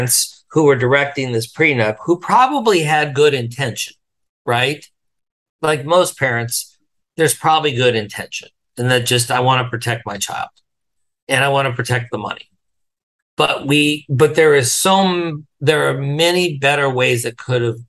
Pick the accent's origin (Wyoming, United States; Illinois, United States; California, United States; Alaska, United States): Wyoming, United States; I'm from Wyoming, I grew up in a really hyper-masculine environment